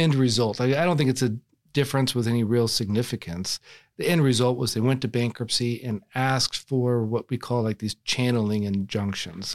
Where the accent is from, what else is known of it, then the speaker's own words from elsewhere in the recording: Texas, United States; I'm from Texas